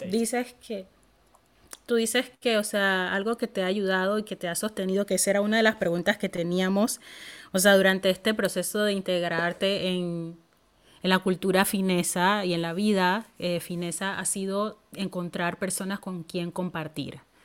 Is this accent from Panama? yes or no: yes; Panama; moved away as an adult; now in Finland; las mismas amigas que yo tenía en mi país